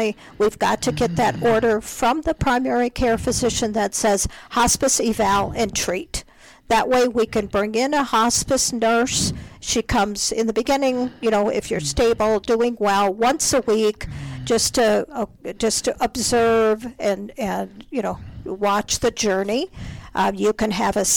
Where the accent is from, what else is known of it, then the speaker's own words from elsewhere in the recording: Minnesota, United States; moved away as an adult; now in Colorado, United States; I grew up in Minnesota.